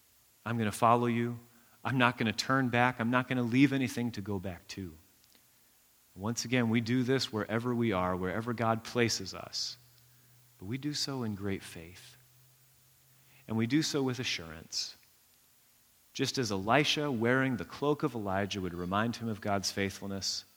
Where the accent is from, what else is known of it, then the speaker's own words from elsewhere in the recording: United States; we're American